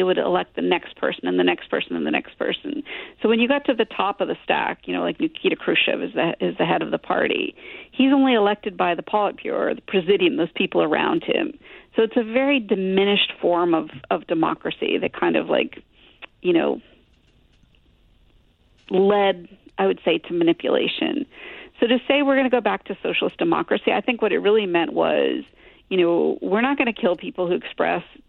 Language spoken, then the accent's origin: English; Glastonbury, Connecticut, United States; I grew up in Glastonbury, Connecticut